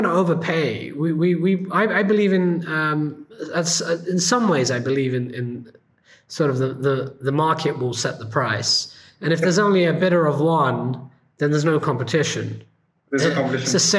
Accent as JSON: {"language": "English", "country": "India", "said": "being an Indian, I grew up in a poor neighborhood."}